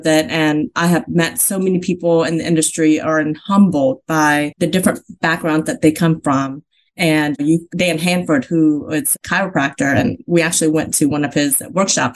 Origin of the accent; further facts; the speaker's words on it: Vietnam; now in United States; I was born in Vietnam, in South Vietnam